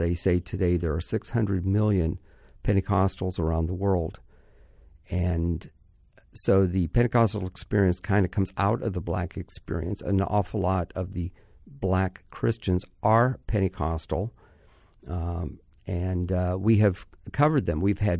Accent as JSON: {"language": "English", "region": "Midwest", "country": "United States", "said": "I'm a white person too. I come from the Midwest myself."}